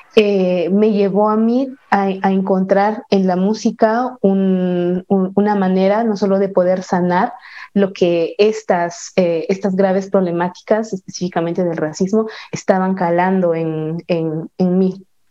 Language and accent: Spanish; San Juan Comalapa, Chimaltenango, Guatemala; desde, desde mi pueblo, desde mi amado pueblo, San Juan Comalapa, Chimaltenango, aquí en Guatemala